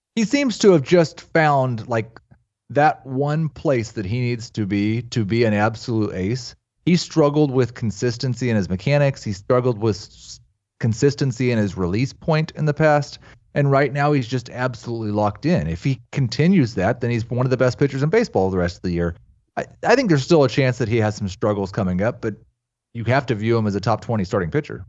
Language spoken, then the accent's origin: English; Kansas City, United States; moved away; we're from Kansas City